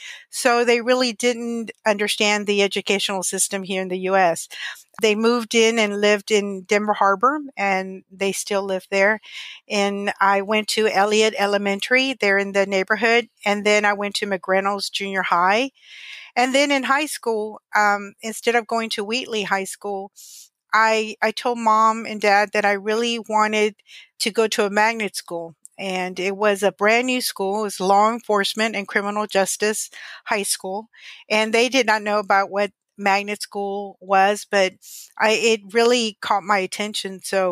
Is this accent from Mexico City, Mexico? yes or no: no; Monterrey, Nuevo León, Mexico; born there; I was born in Monterrey, Nuevo León, Mexico.